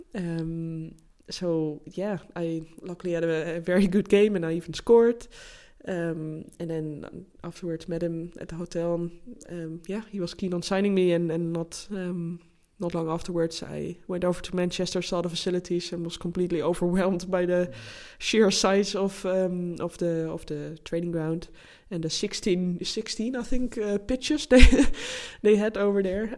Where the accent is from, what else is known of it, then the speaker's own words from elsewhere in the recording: Netherlands; English is a second language; moved away; my home country, the Netherlands